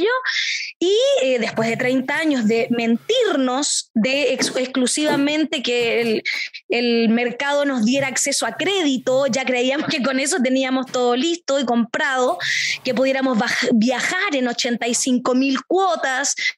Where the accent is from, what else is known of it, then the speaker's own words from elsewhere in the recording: Temuco, Araucanía, Chile; soy de Temuco, del sur de Chile